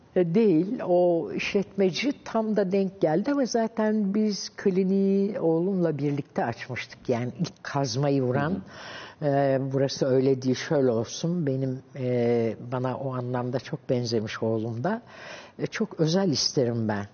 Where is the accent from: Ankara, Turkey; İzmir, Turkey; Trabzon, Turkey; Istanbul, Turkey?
Ankara, Turkey; hep ben Ankaralıyım. Koyu Ankaralıyım zaten